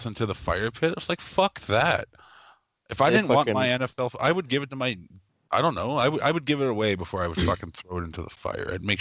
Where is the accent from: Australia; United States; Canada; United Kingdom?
Canada; I'm from Canada